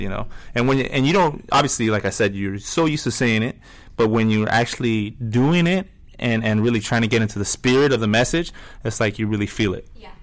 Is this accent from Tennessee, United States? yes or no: no; La Mirada, California, United States; I'm from La Mirada, which is like a suburb of LA.